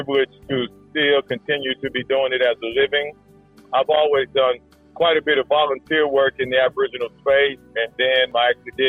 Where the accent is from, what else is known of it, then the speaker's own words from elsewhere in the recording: Dallas, Texas, United States; moved away as an adult; also born or lived in Oklahoma; now in Perth, Australia; I grew up in Dallas, Texas, gridiron country, football as they call it